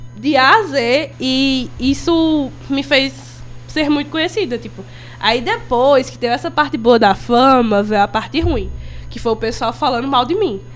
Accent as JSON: {"language": "Portuguese", "town": "Crato", "region": "Ceará", "country": "Brazil", "said": "eu sou do Crato"}